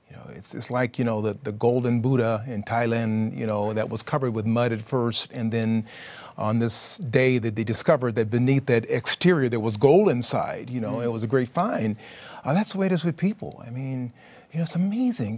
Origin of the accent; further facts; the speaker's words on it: California, United States; I'm from California